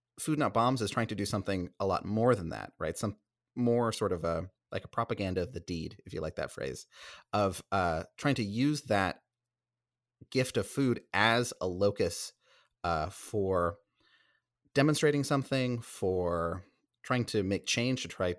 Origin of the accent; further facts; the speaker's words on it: Bay Area, California, United States; I'm from the Bay Area. You know, my mom's family is, and that's where I spent most of my life